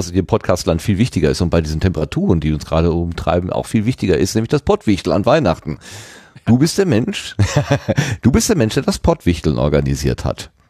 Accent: North Rhine-Westphalia, Germany; moved away; ich bin da in der Nähe von Aachen aufgewachsen, bin Rheinländer mit dem rohen Gemut, Gemüt und dann verschlägt es mich plötzlich äh, ganz woanders hin.

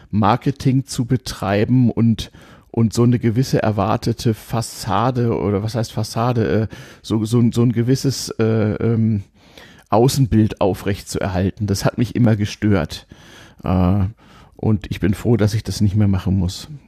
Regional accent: Hamburg, Germany; bin ich in Hamburg aufgewachsen bei zwei Großelternpaaren, die nicht weit voneinander weg wohnten

